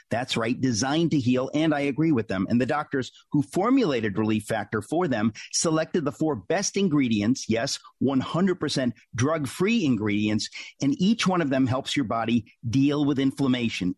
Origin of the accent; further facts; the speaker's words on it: New York, United States; I'm a New Yorker